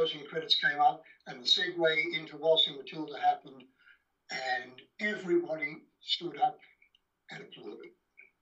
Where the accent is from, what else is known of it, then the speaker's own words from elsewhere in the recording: Australia; also born or lived in Melbourne, Australia; being Australian